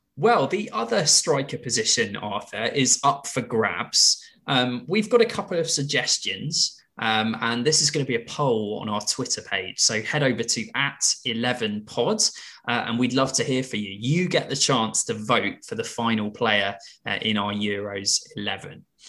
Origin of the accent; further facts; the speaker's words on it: England, United Kingdom; as English football fans